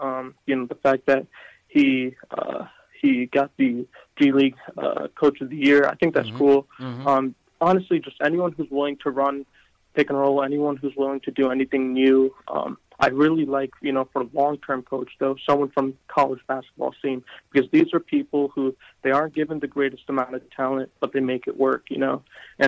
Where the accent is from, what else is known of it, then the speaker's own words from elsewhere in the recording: Connecticut, United States; I'm from Connecticut.